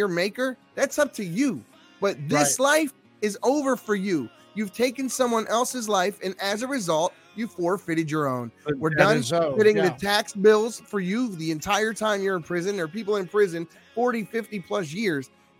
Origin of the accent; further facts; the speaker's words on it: Baltimore, Maryland, United States; now in Nevada, United States; I grew up in Baltimore City and the projects